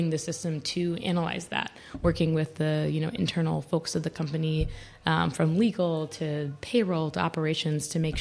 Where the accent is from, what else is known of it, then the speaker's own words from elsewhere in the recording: Charlotte, North Carolina, United States; moved away as an adult; now in New York, United States; from Charlotte, North Carolina. So from the South, and I moved to New York 7 years ago, 2015